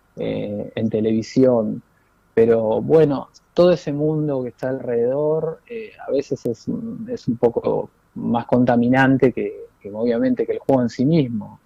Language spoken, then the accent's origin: Spanish; Buenos Aires, Argentina; also born or lived in Mallorca, Spain; yo soy de Mataderos, nacido en Mataderos